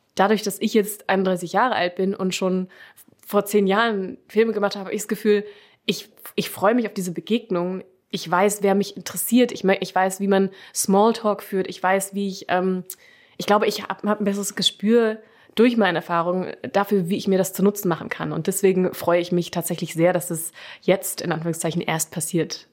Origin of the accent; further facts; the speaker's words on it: Germany; also born or lived in London; dass ich deutsch bin